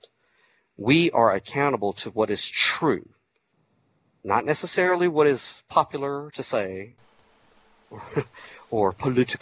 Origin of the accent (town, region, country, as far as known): Georgia, United States